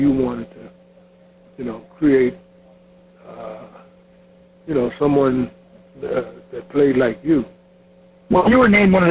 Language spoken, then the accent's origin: English; Louisville, Kentucky, United States; I was from Louisville, Kentucky